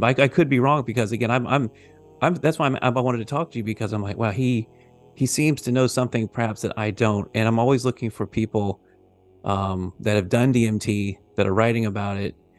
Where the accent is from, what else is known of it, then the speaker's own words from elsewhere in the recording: the South, United States; I grew up Baptist in the South